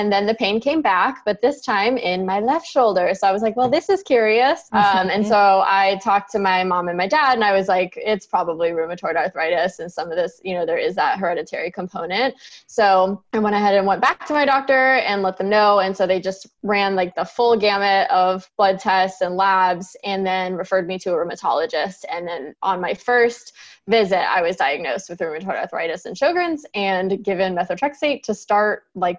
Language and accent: English; San Francisco Bay Area, California, United States; moved away as an adult; now in Alabama, United States; I'm originally from the San Francisco Bay Area, and I lived there for 27 years